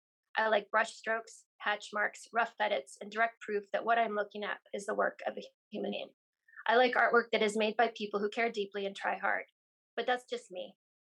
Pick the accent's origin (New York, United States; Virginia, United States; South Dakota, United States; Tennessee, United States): South Dakota, United States; Yeah, definitely. I grew up in a house where my mom was a librarian.